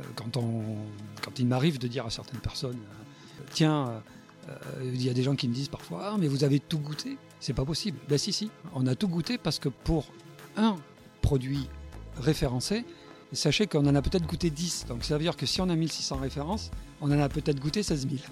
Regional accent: Bordeaux, Nouvelle-Aquitaine, France; je suis né à Bordeaux. J'aime bien dire que je suis gascon.

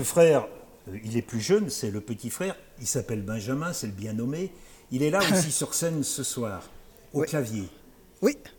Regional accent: France; chez nous, chez nous, en France

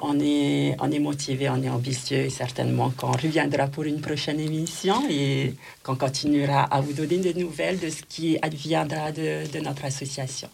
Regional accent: French Polynesia; now in France; chez nous en Polynésie

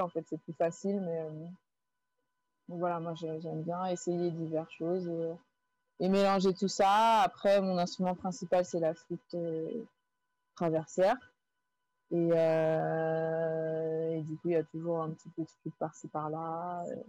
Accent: Guadeloupe; j'ai grandi en Guadeloupe

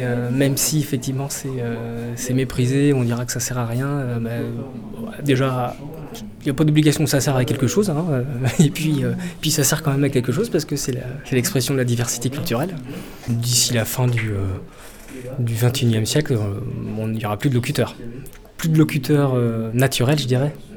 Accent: north-east Vendée, Pays de la Loire, France; je viens de l'Est, nord-est de la Vendée

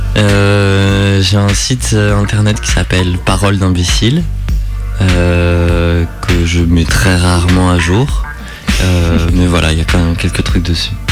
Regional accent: Bourgogne-Franche-Comté, France; moved away; J'ai passé une grande partie de mon enfance dans le Morvan

